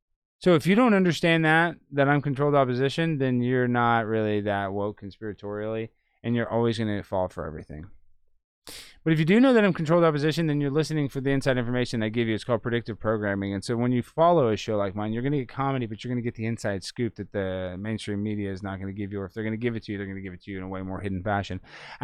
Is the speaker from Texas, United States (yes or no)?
yes; Dallas, Texas, United States; So, I mean, I'm from Dallas, born and raised.